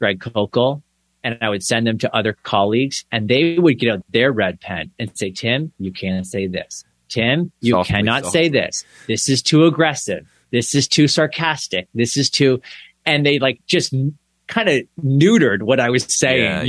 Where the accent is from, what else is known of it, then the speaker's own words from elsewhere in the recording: Canada; the niceness of being Canadian